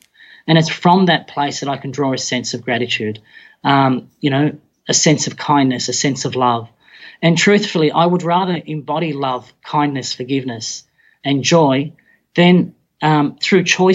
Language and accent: English; Australia; I was born in Australia, but Mum and Dad had migrated from the Middle East to Australia